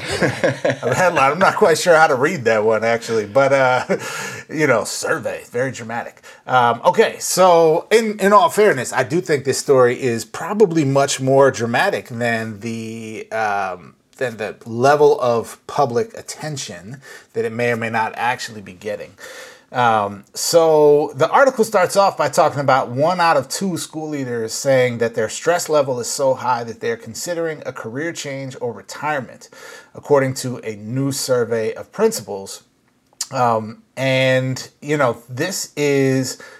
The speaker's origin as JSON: {"language": "English", "region": "Minnesota", "country": "United States", "moved": "yes", "lives_now": "California, United States", "said": "I was actually uh, back in my home state uh, of Minnesota"}